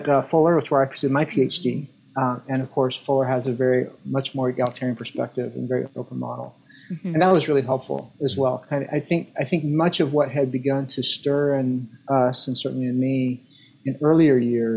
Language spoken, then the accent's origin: English; Arizona, United States; moved away; I grew up in Arizona, in Southern Baptist Arizona churches